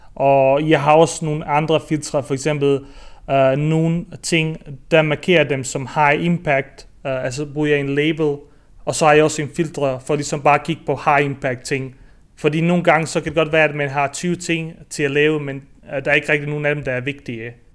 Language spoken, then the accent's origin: Danish; near Hobro, North Denmark Region, Denmark; moved away as an adult; also born or lived in Bosnia / Aarhus, Denmark; now in Barcelona, Spain; jeg har faktisk opvokset i Marier, uh, øh, tæt på Hobro